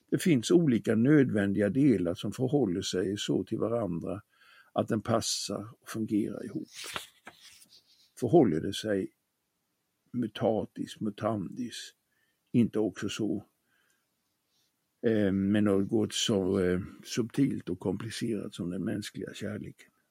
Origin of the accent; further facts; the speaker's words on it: Småland, Sweden; I min hemstad på det småländska höglandet fanns det i en bilskolas skyltfönster en modell av en fyrcylindrig bilmotor.